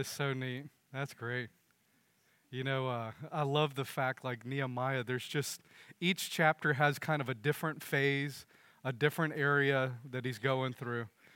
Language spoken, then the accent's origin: English; United States; as American